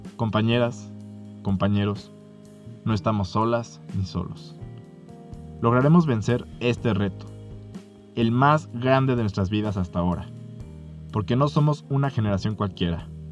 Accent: Mexico; Como mexicanos

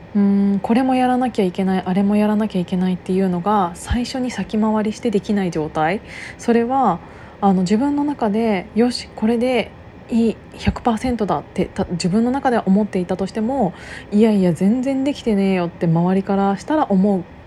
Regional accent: Kiryu, Gunma, Japan; moved away; 私がその群馬県桐生市出身なんですけど

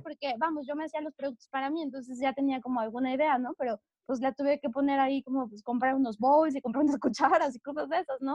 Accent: Mexico City, Mexico; now in La Marquesa, Mexico; yo soy de la Ciudad de México, yo soy mexa chilanga 100%

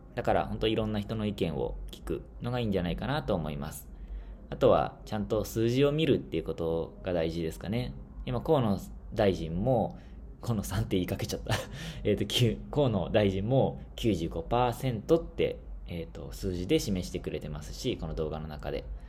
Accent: Shizuoka, Japan; moved away as an adult; also born or lived in Papua New Guinea; now in Tanzania; 僕の出身の静岡市

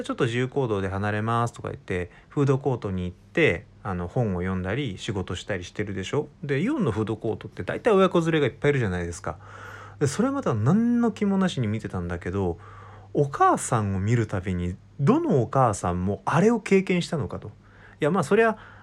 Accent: Wakayama, Japan; now in Kanagawa, Japan; 僕の実家は和歌山県なんだけど

